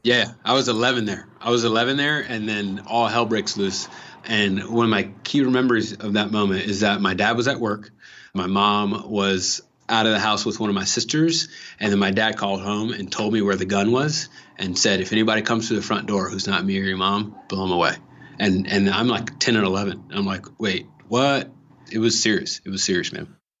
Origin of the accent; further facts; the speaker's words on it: Los Angeles, California, United States; I'm from L A. I'm from Watts, which is South Central